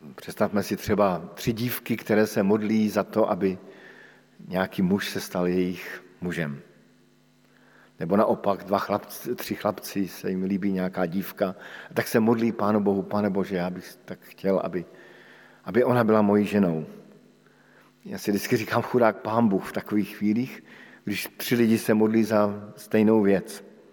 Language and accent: Czech; Bohemia, Czechia; u nás v Čechách